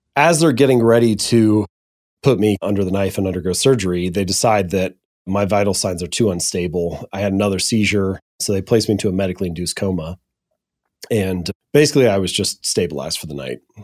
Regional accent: Hamilton, Ohio, United States; now in Columbus, United States; I'm an Ohio boy. I was born and raised in Hamilton, Ohio.

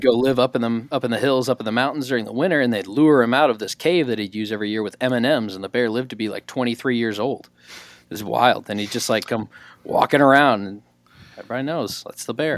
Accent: southwest corner of Illinois, United States; moved away; right there on, like, the southwest corner of Illinois, coastal, close to, like, Cape Girardeau, Missouri.

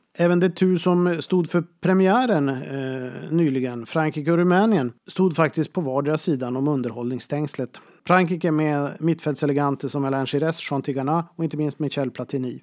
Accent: Boden, Norrbotten County, Sweden; min hemstad Boden

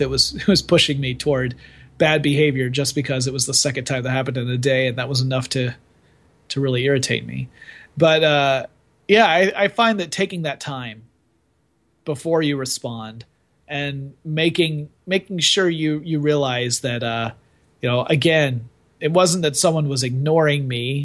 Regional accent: the South, United States; I was brought up in the South.

